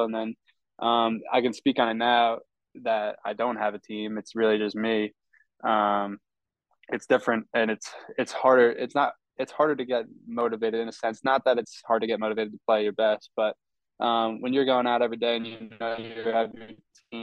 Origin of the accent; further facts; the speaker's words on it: Monmouth County, New Jersey, United States; moved away as an adult; also born or lived in Oklahoma; I grew up in Monmouth County